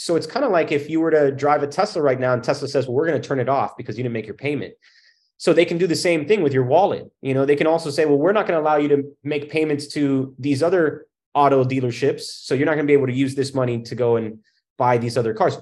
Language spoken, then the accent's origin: English; Miami, Florida, United States; I came from Miami, and in Miami, my grandparents had come over from Cuba